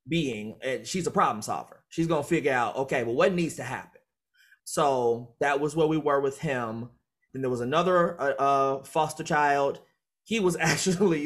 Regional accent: Chicago, Illinois, United States; growing up in Chicago

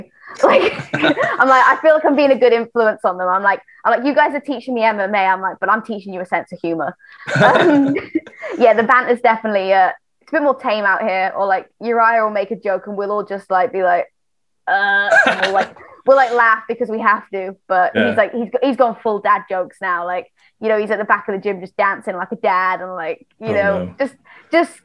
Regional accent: Wales, United Kingdom; moved away as an adult; I grew up in Wales.

